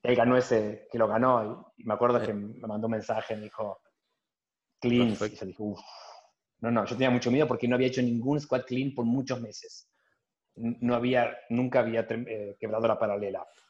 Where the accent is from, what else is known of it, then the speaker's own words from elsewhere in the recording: Lomas de Zamora, Buenos Aires Province, Argentina; moved away as an adult; now in Belgium; en Lomas de Zamora, soy muy argentino.